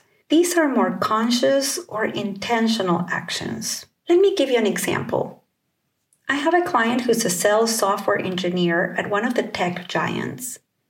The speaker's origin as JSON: {"language": "English", "region": "California", "country": "United States", "said": "I'm from the Bay Area in Northern California."}